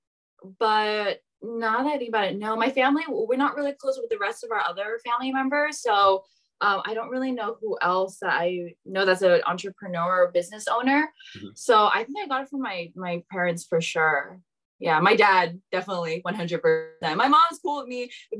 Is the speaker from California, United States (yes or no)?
yes; San Jose, California, United States; I'm from San Jose, the Bay Area. I grew up most of my life here